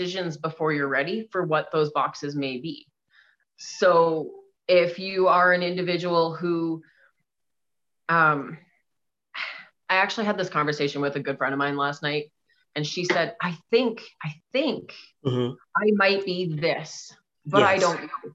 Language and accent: English; Alberta, Canada; I'm from Alberta, Canada. I always say I'm from middle of nowhere, Alberta Prairie